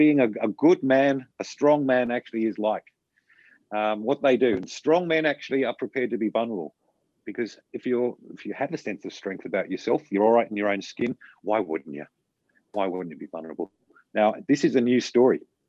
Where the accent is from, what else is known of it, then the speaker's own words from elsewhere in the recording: Australia; as Australian males